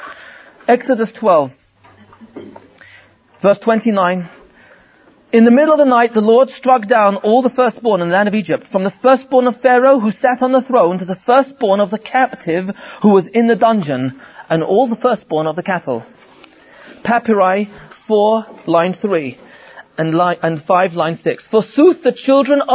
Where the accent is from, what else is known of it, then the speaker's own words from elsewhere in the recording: England, United Kingdom; I'm from England